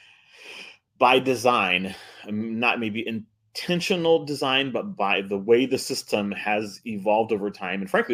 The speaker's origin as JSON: {"language": "English", "country": "United States", "tie": "born or raised there", "said": "I grew up with some, you know, a couple of Dominican families here in the Valley"}